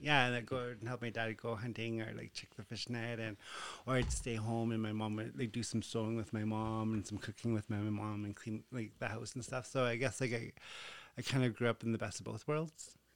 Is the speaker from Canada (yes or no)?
yes; Behchokǫ̀, Northwest Territories, Canada; growing up in Bechuco